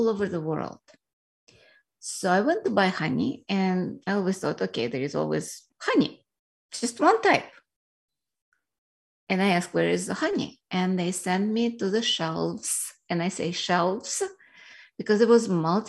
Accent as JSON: {"language": "English", "country": "Russia", "tie": "born or raised there", "moved": "yes", "lives_now": "United States", "said": "I grew up in Soviet Union, which was a communist Russia at that time"}